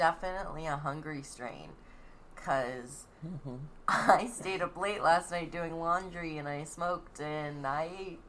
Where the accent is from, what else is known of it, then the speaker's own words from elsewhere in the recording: California, United States; I grew up in California.